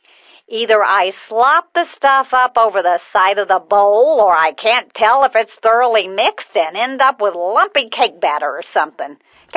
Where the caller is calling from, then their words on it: Spearfish, South Dakota, United States; I'm …, and I'm calling from Spearfish, South Dakota.